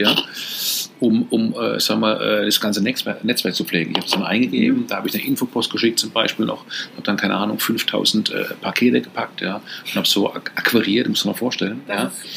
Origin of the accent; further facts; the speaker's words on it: Karlsruhe, Baden-Württemberg, Germany; ich komme aus Karlsruhe, ist natürlich viel, viel kleiner